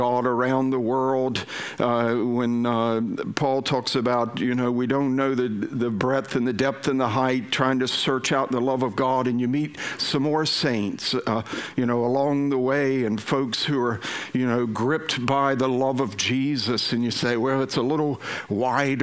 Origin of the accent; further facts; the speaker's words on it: United States; moved away as an adult; now in Israel; I am American. But I've lived in Israel for almost 20 years now